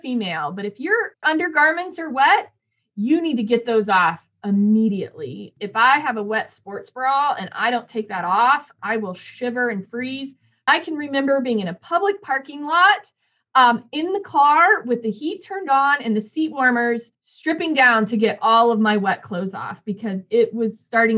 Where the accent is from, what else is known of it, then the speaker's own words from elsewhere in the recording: Northern Indiana, United States; moved away; I grew up in Northern Indiana